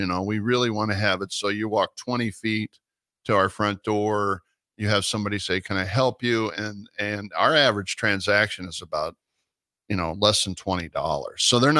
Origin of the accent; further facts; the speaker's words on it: Pawnee City, Nebraska, United States; I come from Pawnee City, Nebraska